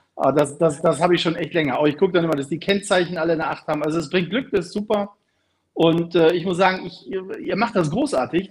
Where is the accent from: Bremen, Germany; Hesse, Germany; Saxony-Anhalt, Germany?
Bremen, Germany; meine Heimatstadt Bremen